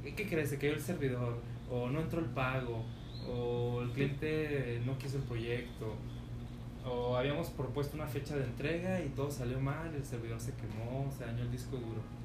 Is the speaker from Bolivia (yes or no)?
no; Chihuahua, Mexico; now in Guadalajara, Mexico; de donde yo vengo es el número uno en divorcios